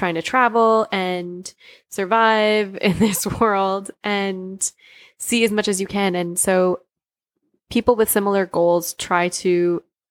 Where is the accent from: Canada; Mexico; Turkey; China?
Canada